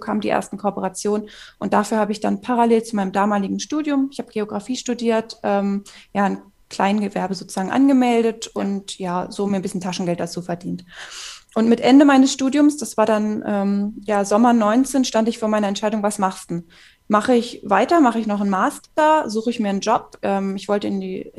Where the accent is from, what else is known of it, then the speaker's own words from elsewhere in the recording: Hannover, Lower Saxony, Germany; now in Zwickau, Germany; Ursprünglich komme ich aus Hannover, aber wohne jetzt seit zwei Jahren in einem kleinen Dorf in Sachsen in der Region Zwickau.